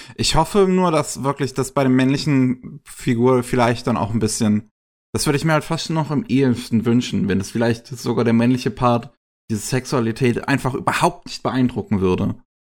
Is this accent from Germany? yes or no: yes; Germany; bei uns in Deutschland